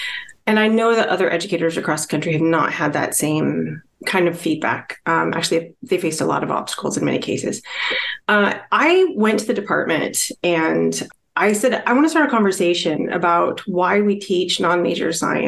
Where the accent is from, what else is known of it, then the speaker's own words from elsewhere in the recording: Midwest, United States; So my background, actually, I'm from the Midwestern part of the United States, and historically that's been prairie.